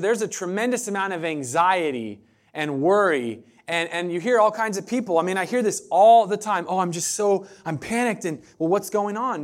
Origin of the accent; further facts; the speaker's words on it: Southern Oregon, United States; moved away as an adult; now in Eugene, United States; I'm from Southern Oregon